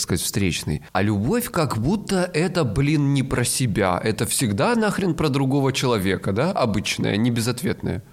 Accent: Krasnodar Krai, Russia; я с Кубани

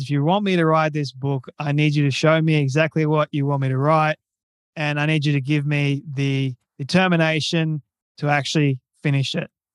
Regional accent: Australia; I'm Australian and I'm twenty-five years old at the moment.

